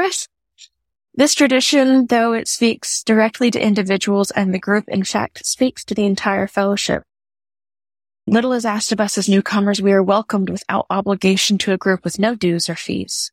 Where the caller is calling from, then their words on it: New Orleans, Louisiana, United States; I'm calling from New Orleans